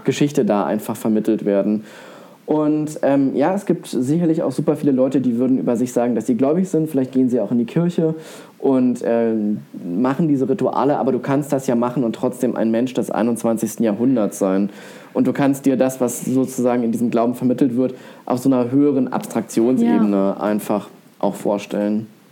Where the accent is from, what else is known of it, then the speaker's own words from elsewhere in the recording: East Germany, Germany; ich komme aus einer, ja, ich weiß nicht, ob es eine typische Ossi-Familie ist